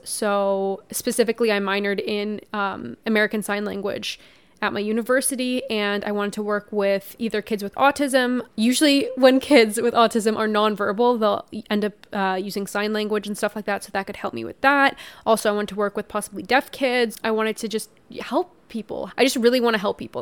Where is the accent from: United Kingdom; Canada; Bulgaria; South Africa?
Canada; I'm so Canadian